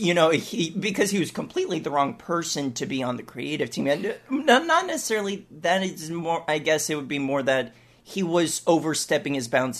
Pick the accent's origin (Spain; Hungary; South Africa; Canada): Canada; Yeah, so I'm Canadian.